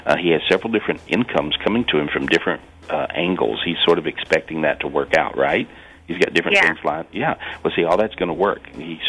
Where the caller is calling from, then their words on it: Minneapolis, Minnesota, United States; I'm back in the U.S. I'm in Minneapolis today.